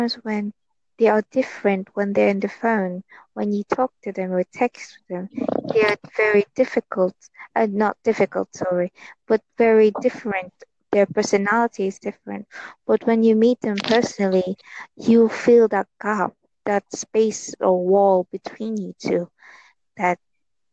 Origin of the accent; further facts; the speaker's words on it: Philippines; I'm from Philippines